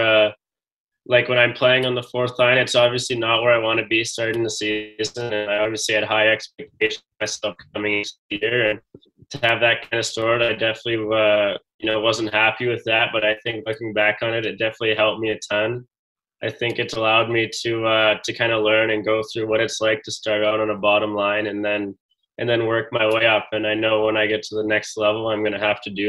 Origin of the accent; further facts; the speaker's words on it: Edmonton, Alberta, Canada; growing up in Edmonton, I got a chance to watch the Oil Kings